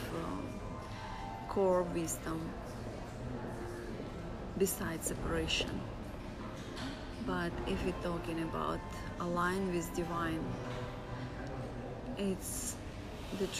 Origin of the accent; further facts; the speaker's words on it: Russia; I come from Russia